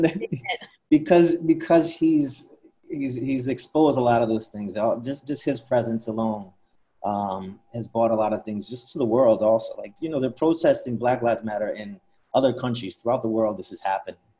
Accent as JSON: {"language": "English", "town": "Princeton", "region": "New Jersey", "country": "United States", "tie": "born or raised there", "lives_now": "New York City, United States", "said": "grew up outside of Princeton, New Jersey"}